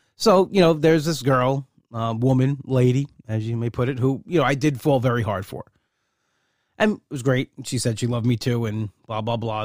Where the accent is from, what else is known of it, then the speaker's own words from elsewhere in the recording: Long Island, New York, United States; I'm a New Yorker. I guess, but I'm a, I'm a Long Island guy. And I'm a Long Island guy to his, his, to my core